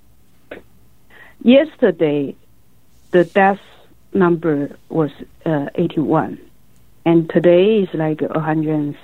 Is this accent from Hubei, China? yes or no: yes; Wuhan, Hubei, China; moved away as an adult; I grew up in Wuhan, but I left Wuhan 30 years ago.